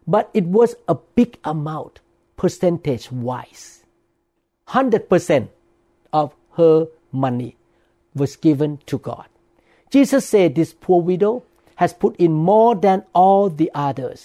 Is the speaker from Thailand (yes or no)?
yes; Thailand; moved away as an adult; now in United States; when I grew up in Thailand